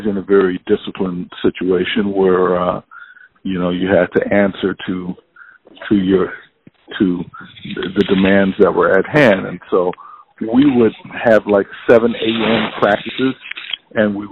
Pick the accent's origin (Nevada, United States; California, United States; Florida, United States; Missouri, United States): California, United States; moved away as an adult; I was from California